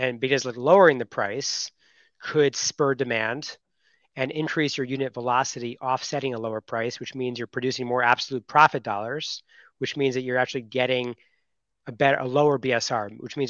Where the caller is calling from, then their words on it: Miami, Florida, United States; Well, I just landed from Costa Rica yesterday, and I'm back in Miami.